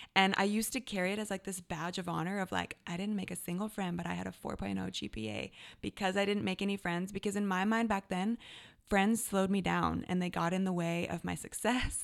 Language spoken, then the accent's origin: English; Canada; now in Redding, United States; I am Canadian-born